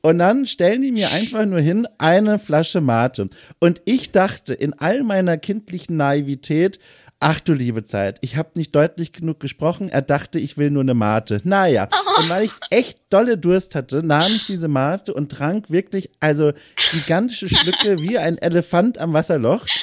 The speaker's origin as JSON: {"language": "German", "area": "Franconia", "region": "Bavaria", "country": "Germany", "said": "ich komme ja auch aus Süddeutschland, äh, Franken"}